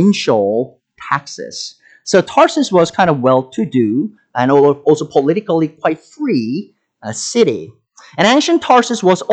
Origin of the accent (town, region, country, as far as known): South Korea; English is a second language; moved away as an adult; now in United States